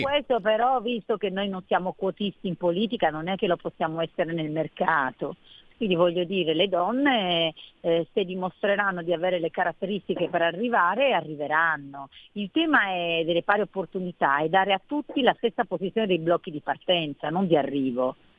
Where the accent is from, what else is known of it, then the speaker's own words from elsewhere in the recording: Cuneo, Piedmont, Italy; moved away as an adult; also born or lived in Lombardy; sono piemontese nata a Cuneo. Sono eh. arrivata in Lombardia a 18 anni quindi mi sento abbastanza lombarda